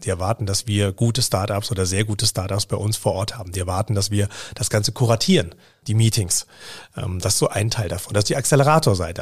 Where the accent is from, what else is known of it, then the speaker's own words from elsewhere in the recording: Bavaria, Germany; moved away; ich komme aus Bayern ursprünglich